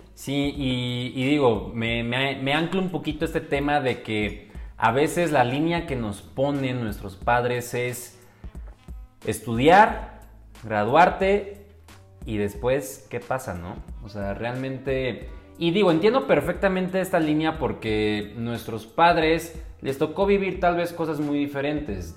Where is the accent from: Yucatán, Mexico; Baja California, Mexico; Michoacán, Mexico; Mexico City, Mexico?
Mexico City, Mexico; soy originario de la hermosa Ciudad de México, Chilango, me puedes decir